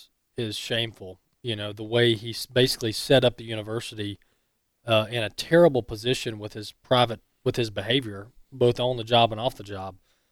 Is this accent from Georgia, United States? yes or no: no; Mississippi, United States; moved away; I just have to give a shout out to my home state, Mississippi.